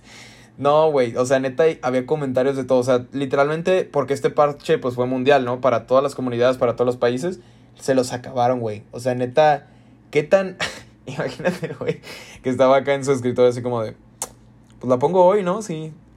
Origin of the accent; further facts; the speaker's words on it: Guadalajara, Jalisco, Mexico; aquí de donde nosotros somos, la Universidad de Guadalajara